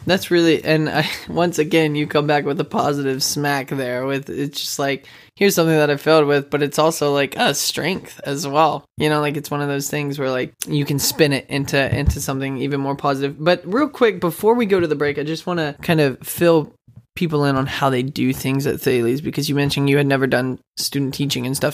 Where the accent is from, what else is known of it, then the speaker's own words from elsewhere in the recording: Texas, United States; now in Wichita, United States; I grew up in Texas. I live in Wichita, Kansas